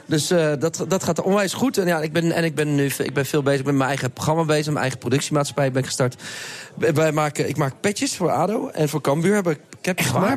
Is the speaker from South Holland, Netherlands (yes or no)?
yes; The Hague, South Holland, Netherlands; ik ben echt een Hagenees. En ik vind het ook eh, ik vind het leuk. Mijn, ik kom uit de straat, de Anton Haasstraat, waar heel veel kinderen wonen. Ik de hele dag buiten speelde